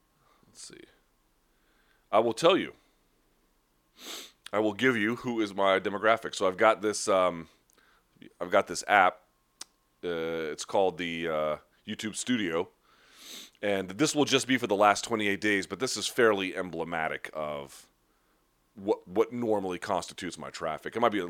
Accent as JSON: {"language": "English", "country": "United States", "accent": "American", "said": "my accent obviously sounds like I'm American. But I'd never been told that my accent was bad. Like, I'm not fooling anybody about where I'm from"}